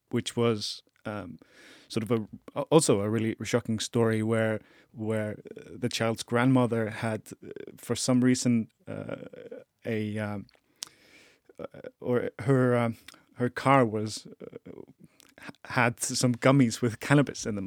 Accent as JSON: {"language": "English", "country": "Iceland", "said": "I am an Icelandic person"}